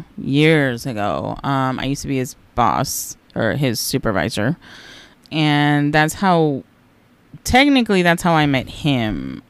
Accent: Los Angeles, California, United States; I am originally from Los Angeles, California, born and raised.

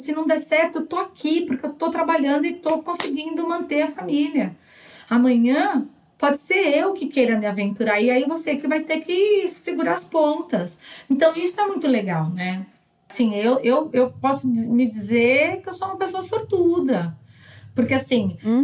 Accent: Brazil; moved away as an adult; now in United States

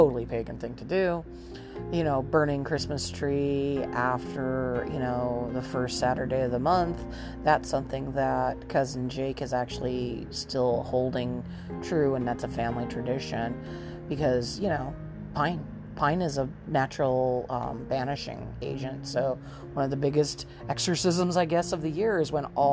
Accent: Southern California, United States; I grew up in Southern California in the 70s and 80s.

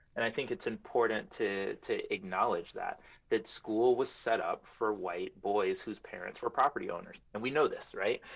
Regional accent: New York City, New York, United States; also born or lived in Iowa; I am a New Yorker through and through

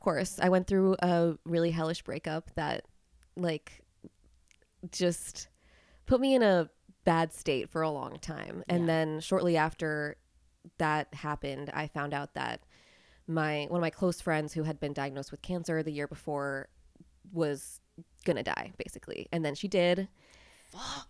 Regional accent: Pennsylvania, United States; I am actually from Pennsylvania

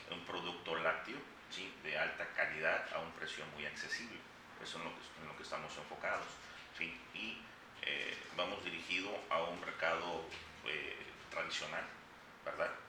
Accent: Guerrero, Mexico; moved away as an adult; now in Veracruz, Mexico; No, soy de Guerrero.

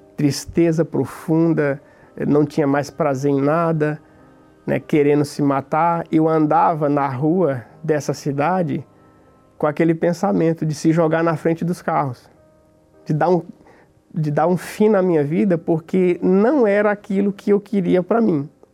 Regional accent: the Northeast, Northeast Brazil, Brazil; moved away as an adult; also born or lived in São Paulo / Greater São Paulo; Quando eu fiz 20 anos, eu vim embora do Nordeste para São Paulo.

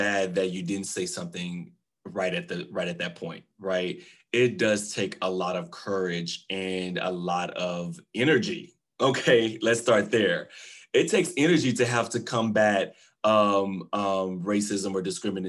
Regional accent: Waco, Texas, United States; I'm born and raised Texas. I'm from Waco, Texas

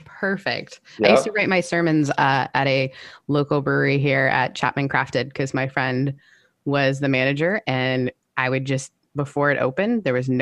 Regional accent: Canada; I'm Canadian

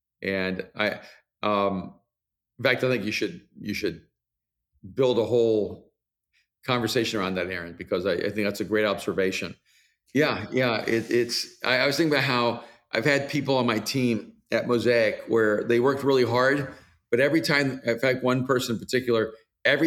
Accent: El Salvador; moved away; I'm from El Salvador, so we use the word nieve for ice cream and snow

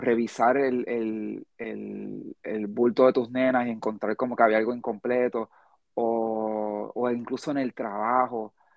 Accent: United States; now in Puerto Rico; yo me crié, gran parte de mi vida me crié en Estados Unidos.

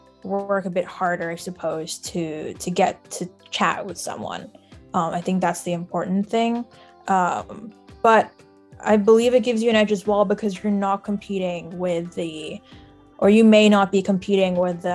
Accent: Singapore; also born or lived in Shanghai, China; I grew up in Singapore and Shanghai, and was kind of bouncing around with family around the globe.

